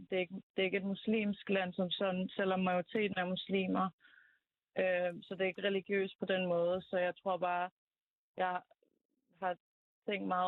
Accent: Azerbaijan; moved away; jeg er fra Azerbaijan, øhm, og øhm, har boet der i mange år, on and off, øhm, de sidste 10 år

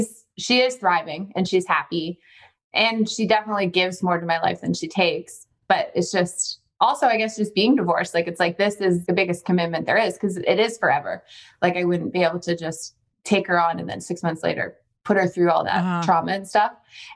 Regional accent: Ontario, Canada; We're from Ontario, though. So our whole, like, my entire extended family is in Ontario.

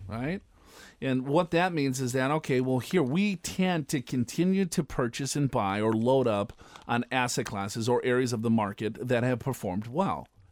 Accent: Minnesota, United States; now in Southern California, United States; I live in Southern California. I am from Minnesota.

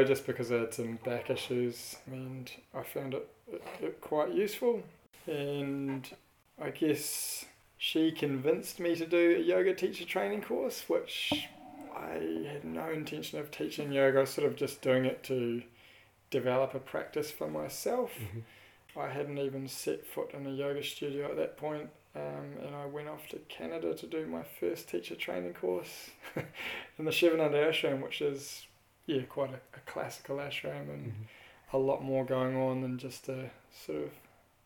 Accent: New Zealand; I grew up in New Zealand. Pretty classic Kiwi house

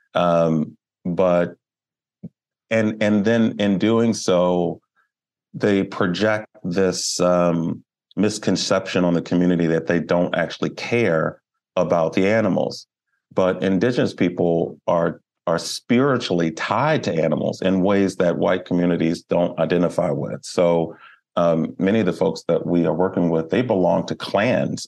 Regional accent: Baltimore, Maryland, United States; I am a Baltimore native. Um, I was born in Baltimore.

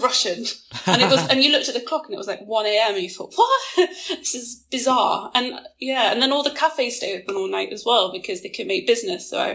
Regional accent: England, United Kingdom; coming from England

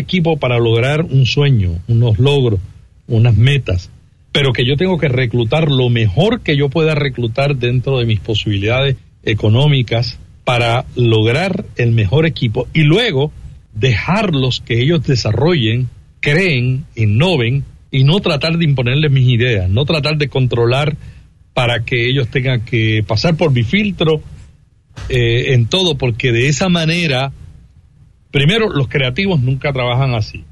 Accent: Santa Isabel, Puerto Rico; Yo vengo de un pueblito en Puerto Rico que se llama Santa Isabel, 19 mil habitantes, muy pequeño

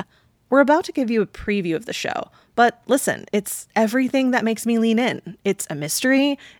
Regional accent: Texas, United States; it's set in my home state of Texas

